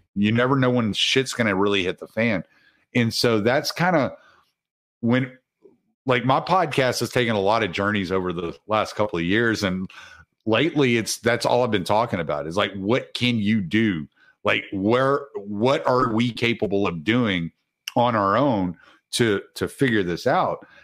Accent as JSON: {"language": "English", "region": "the South", "country": "United States", "said": "I'm from the South"}